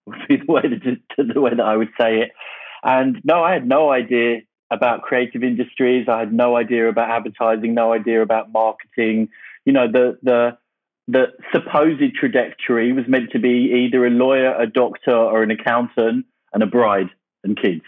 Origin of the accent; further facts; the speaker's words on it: Essex, East of England, United Kingdom; moved away as an adult; now in New York City, United States; So I grew up in a place, obviously I'm from the UK, called Essex, which is kind of like New Jersey.